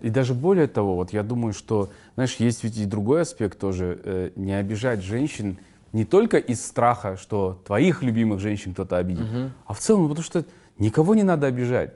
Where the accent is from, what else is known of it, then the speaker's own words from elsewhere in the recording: Kazakhstan; я из Казларды родом